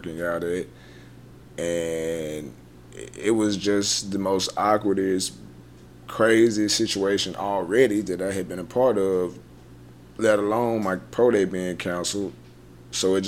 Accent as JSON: {"language": "English", "town": "Dallas", "region": "Texas", "country": "United States", "tie": "born or raised there", "also_born_or_lived": "Memphis, Tennessee", "said": "I played my last college game in my hometown in the Cotton Bowl."}